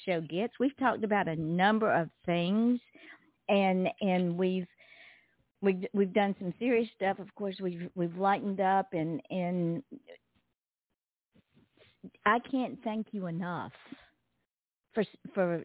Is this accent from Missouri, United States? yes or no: no; Georgia, United States; I'm from Georgia